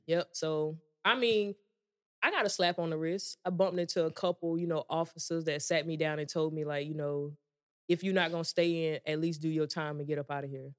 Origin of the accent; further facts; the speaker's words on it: Georgia, United States; moved away as an adult; I grew up in Georgia